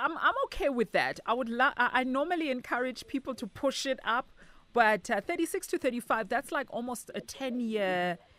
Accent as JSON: {"language": "English", "town": "Soweto", "region": "Gauteng", "country": "South Africa", "said": "I'm from DK"}